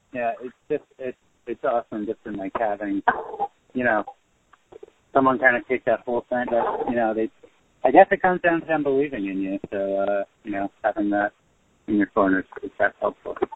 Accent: Carteret, New Jersey, United States; my hometown of Carteret

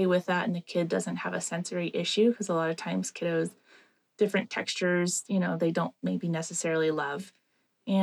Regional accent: Reno, Nevada, United States; I am born and raised in Reno, Nevada.

